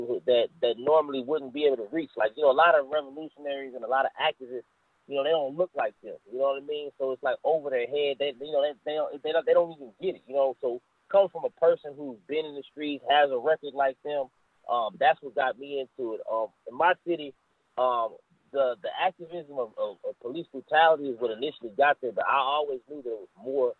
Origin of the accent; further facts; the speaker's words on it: Austin, Texas, United States; also born or lived in Brooklyn, New York; I was born in Brooklyn, but I was raised in Austin, Texas